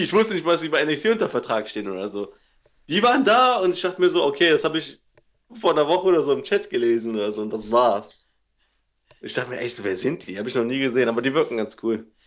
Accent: Cologne area, NRW, North Rhine-Westphalia, Germany; da, wo ich herkomme, gegen von Köln

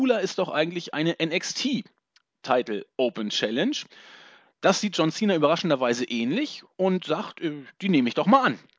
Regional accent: Northern Germany, Germany; Im Norden Deutschlands, da wo ich herkomme, heute richtig gut, fast 20 Grad.

